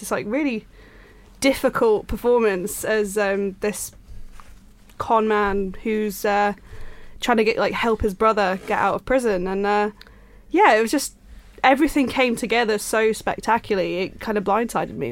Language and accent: English; Yorkshire and the Humber, United Kingdom; I'm from Yorkshire